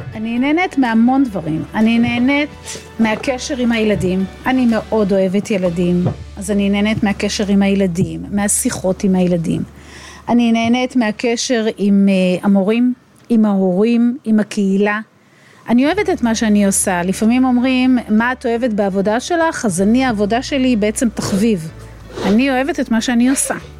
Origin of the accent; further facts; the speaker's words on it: Israel; אני גדלתי במושב